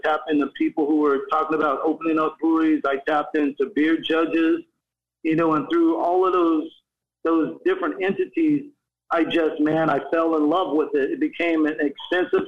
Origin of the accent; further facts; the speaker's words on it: North Carolina, United States; now in Sacramento, United States; I grew up in North Carolina